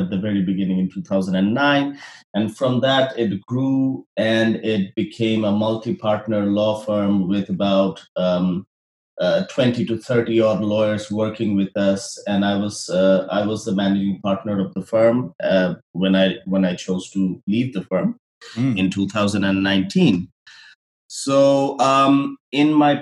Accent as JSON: {"language": "English", "country": "Bangladesh", "moved": "as an adult", "lives_now": "Canada", "said": "I'm from Bangladesh"}